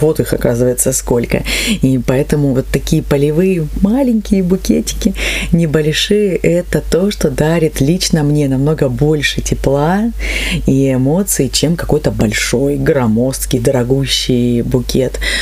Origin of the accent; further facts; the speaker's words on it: Neftekumsk, Stavropol Krai, Russia; moved away; Я все детство а, провела в Нефтекумске. Именно там я родилась